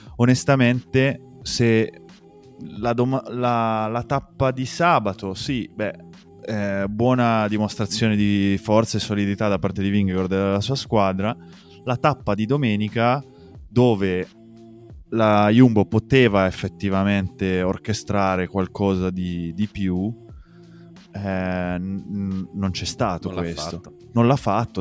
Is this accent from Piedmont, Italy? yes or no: yes; Asti area, Piedmont, Italy; Dalle nostre parti nell'Astigiano